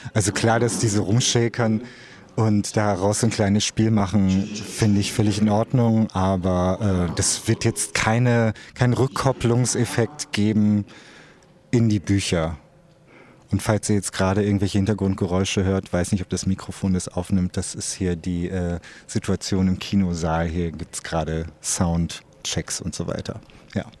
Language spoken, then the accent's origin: German; Osnabrück, Lower Saxony, Germany; in meiner Heimatstadt Osnabrück